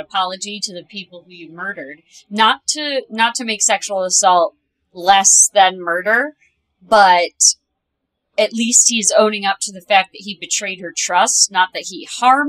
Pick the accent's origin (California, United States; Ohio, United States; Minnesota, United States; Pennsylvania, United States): Ohio, United States; I grew up in Ohio